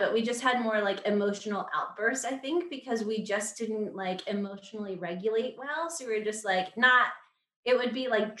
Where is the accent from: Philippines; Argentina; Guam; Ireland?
Guam; We grew up in Guam. So that just set us apart to begin with.